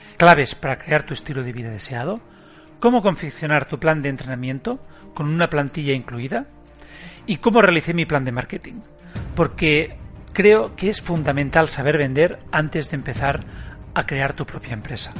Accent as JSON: {"language": "Spanish", "town": "Barcelona", "region": "Catalonia", "country": "Spain", "tie": "born or raised there", "said": "Nací en Barcelona, un 8 de noviembre del 73"}